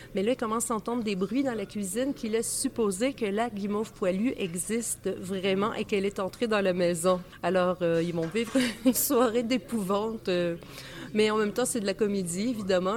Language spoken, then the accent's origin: French; Saint-Thomas-d'Aquin, Quebec, Canada; j'habitais à la campagne quand j'étais petite, à Saint-Thomas-d'Aquin